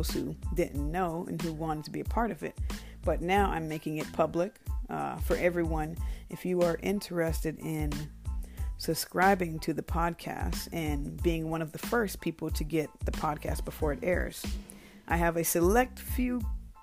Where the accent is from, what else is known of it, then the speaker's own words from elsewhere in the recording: Bremerton, Washington, United States; moved away; I was born in Bremerton, Washington